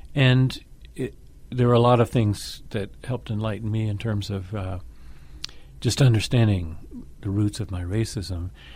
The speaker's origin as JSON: {"language": "English", "town": "Atlanta", "region": "Georgia", "country": "United States", "tie": "born or raised there", "said": "grew up in Atlanta, Georgia"}